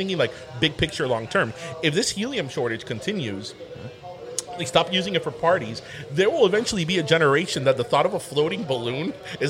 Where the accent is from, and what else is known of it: South Florida, United States; accent: Miami; also born or lived in Midwest